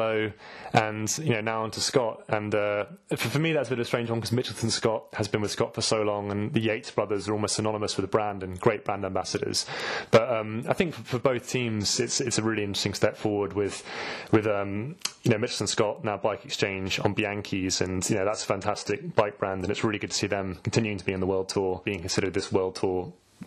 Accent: United Kingdom; we're British

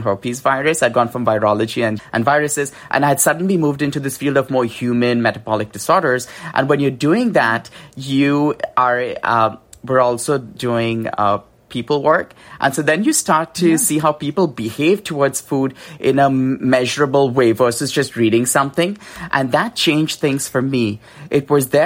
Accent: India; moved away; I grew up in India

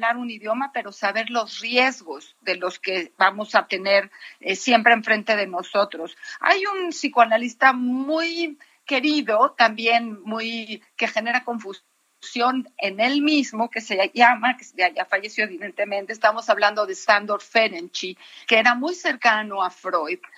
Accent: Orizaba, Veracruz, Mexico; En mi tierra, en Orizaba, llevamos a cabo una convención de poetas hace 12 años y llegaron poetas de ambos sexos de todo el país.

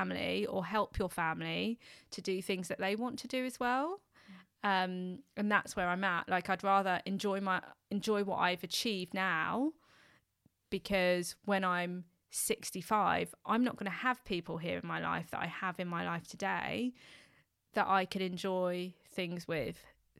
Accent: London, United Kingdom; someone who's born and raised in London. You know, London in itself is a, you know, West London.

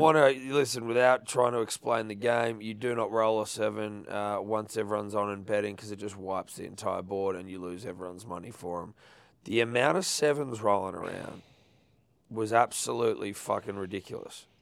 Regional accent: Sydney, New South Wales, Australia

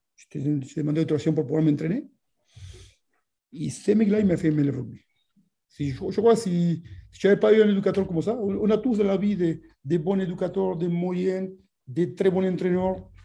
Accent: Argentina; French is a second language; now in France

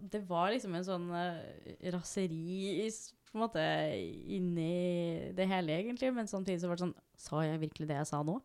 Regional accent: Norway; jeg er født og oppvokst her

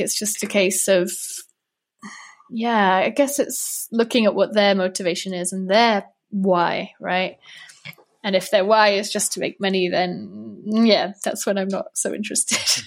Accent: Wales, United Kingdom; moved away as an adult; now in Prague, Czech Republic; although I'm from Wales, actually, originally.

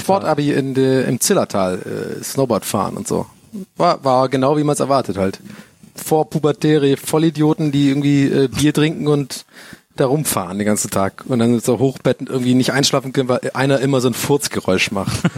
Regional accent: Southern Germany, Germany; bei uns im Süden

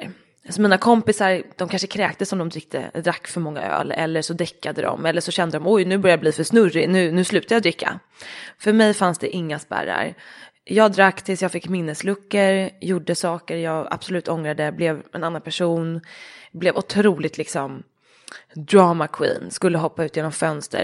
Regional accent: Dalarö, Stockholm County, Sweden; Ute på Dalarö där jag är uppvuxen

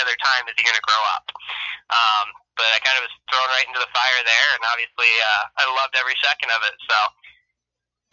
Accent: Findlay, Ohio, United States; also born or lived in Detroit area, Michigan; we moved from Michigan, like I said, about the age of 7, back down to Findlay, Ohio

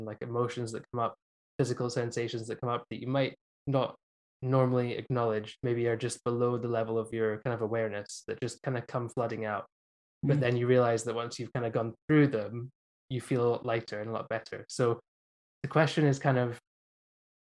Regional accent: near Dundee, Scotland, United Kingdom; I grew up near Dundee

